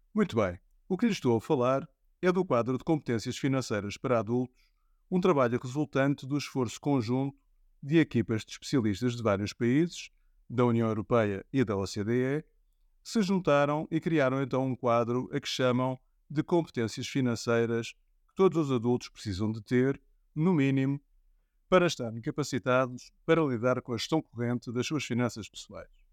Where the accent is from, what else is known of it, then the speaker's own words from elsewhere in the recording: Portugal; envergonha-me enquanto português